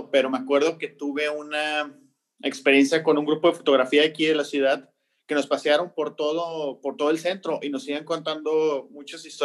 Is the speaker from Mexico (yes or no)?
yes; Tampico, Tamaulipas, Mexico; los, participantes de aquí somos oriundos de Tampico